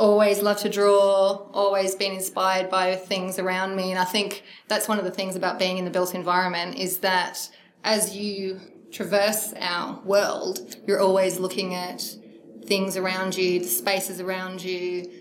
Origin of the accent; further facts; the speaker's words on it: Melbourne, Victoria, Australia; moved away; also born or lived in Sunshine Coast / Brisbane; I grew up in Melbourne, moved to the Sunshine Coast, and was embedded in the Sunshine Coast School of Architecture